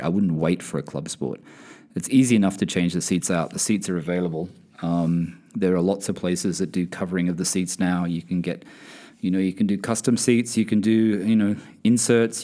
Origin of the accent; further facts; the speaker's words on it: Sydney, New South Wales, Australia; now in United Kingdom; I am originally from Sydney, Australia